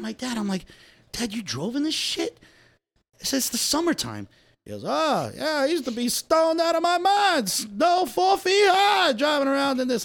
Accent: New Jersey, United States; I was born in Jersey

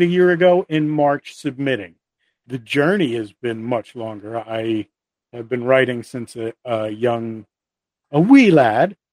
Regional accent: the Northeast, New Jersey, United States; I'm from the Northeast. I have a very New Jersey attitude

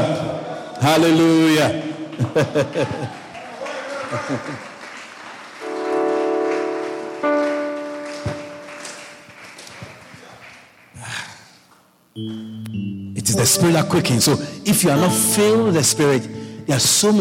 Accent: Ghana; also born or lived in Virginia; now in Guyana; Where I come from, where I was born. I was born in Ghana, West Africa. I'm not a Nigerian. I'm a Ghanaian

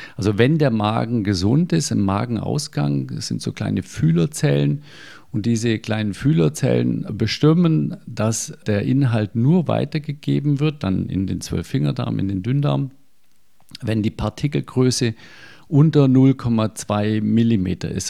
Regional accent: Germany; bei uns in Deutschland

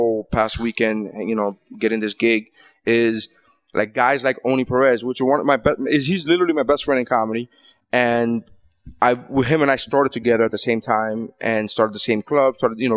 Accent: Miami, Florida, United States; I'm from Miami

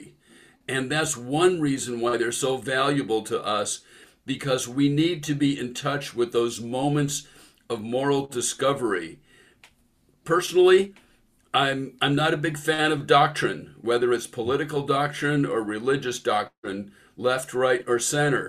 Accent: San Francisco Bay Area, California, United States; now in Seattle, United States; I grew up in the San Francisco Bay Area

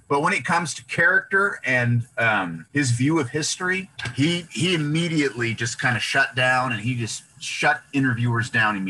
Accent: United States; these are films made by an American director. And we were born here. We were raised in this culture. And so we kind of see it through the lens of everything that comes with being an American

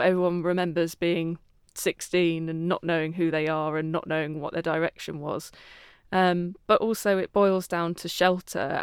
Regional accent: Croydon, London, United Kingdom; I was, uh, in Croydon, my hometown

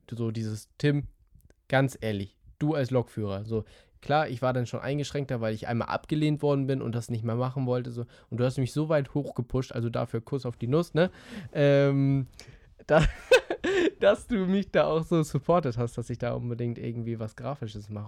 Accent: Schleswig-Holstein, Germany; ich komme aus Dittmarschen, ähm, alle äh, liebe Grüße an alle Dittmarscher, die gerade zuhören.

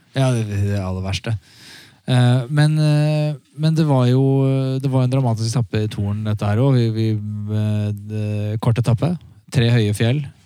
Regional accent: Norway

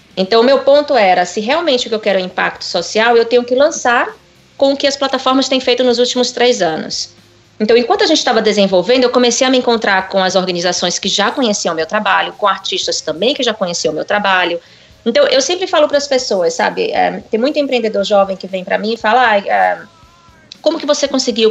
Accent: Salvador, Bahia, Brazil; moved away as an adult; also born or lived in New York / France; havia me formado em administração com comércio exterior em Salvador, onde eu cresci.

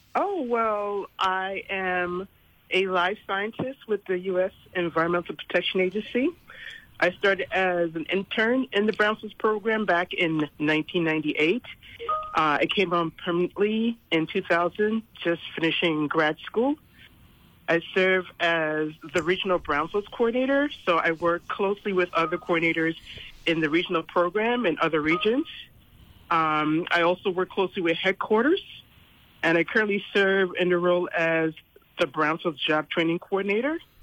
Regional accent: New Jersey, United States; moved away as an adult; now in U.S. Virgin Islands; I'm originally from New Jersey

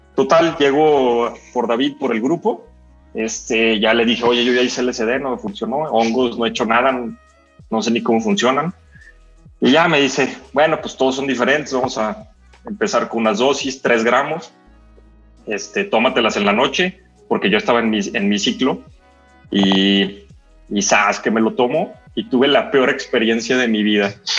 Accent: León, Guanajuato, Mexico; soy de León, Guanajuato, en México

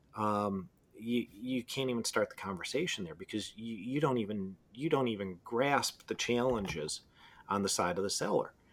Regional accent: Detroit, Michigan, United States; I'm from Detroit.

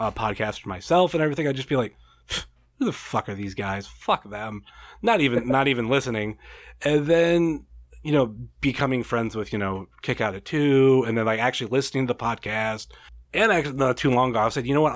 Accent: Ohio, United States; born or raised there

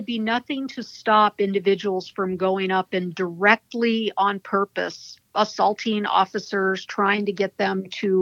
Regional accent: Washington, United States; When I was growing up in Washington State

